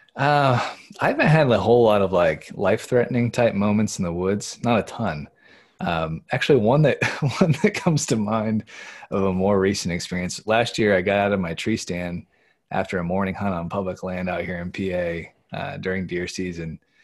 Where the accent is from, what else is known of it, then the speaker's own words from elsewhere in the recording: Indiana, United States; moved away as an adult; now in Pennsylvania, United States; we grew up in Indiana